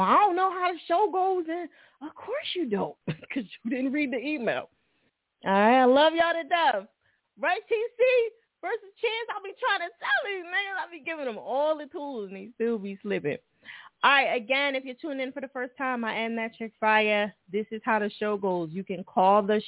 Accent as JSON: {"language": "English", "region": "New Jersey", "country": "United States", "moved": "yes", "lives_now": "Philadelphia, United States", "said": "I'm from Jersey"}